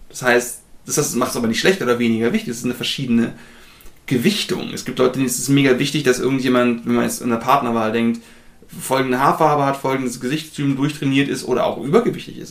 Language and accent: German; Germany; wir zumindest als Deutsche